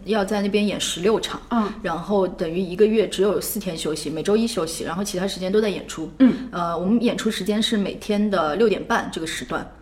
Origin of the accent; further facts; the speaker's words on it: Shanghai, China; moved away as an adult; also born or lived in Beijing; 我是上海人，我上海戏剧学院毕业之后在上海一直在做剧团